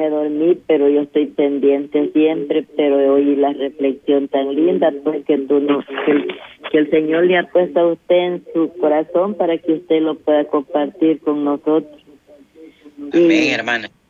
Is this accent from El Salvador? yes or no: yes; Ahuachapán, El Salvador; me mandaron a hacerme unos exámenes a Santana, porque yo soy de Aguachapán.